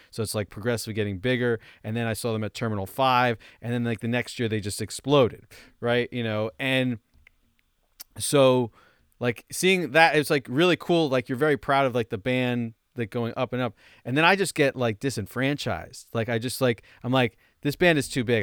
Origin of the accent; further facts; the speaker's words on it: Roseland, New Jersey, United States; moved away; I went to my hometown, uh, Roseland